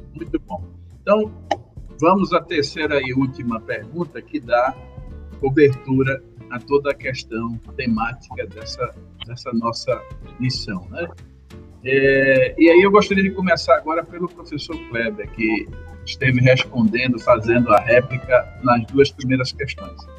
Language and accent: Portuguese; Brazil; Como bom brasileiro